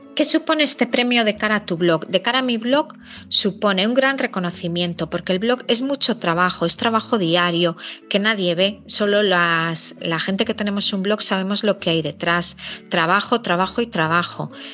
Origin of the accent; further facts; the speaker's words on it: Galicia, Spain; mi comunidad Galicia